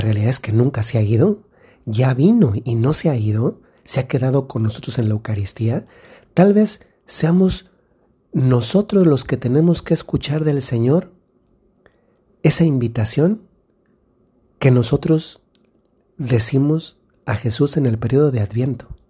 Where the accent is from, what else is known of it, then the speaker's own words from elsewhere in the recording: Dolores Hidalgo, Guanajuato, Mexico; en la ciudad donde, de donde yo soy, que es Dolores Hidalgo, Guanajuato